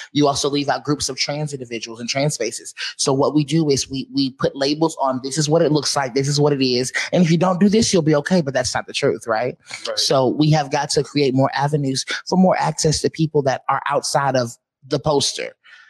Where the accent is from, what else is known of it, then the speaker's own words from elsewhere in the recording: the South, United States; I was raised in the South where Black excellence is taught, it's instilled.